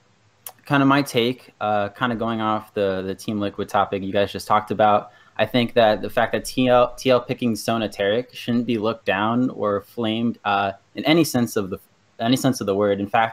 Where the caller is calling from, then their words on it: Bristow, Virginia, United States; Hey, I'm calling from Bristow, Virginia.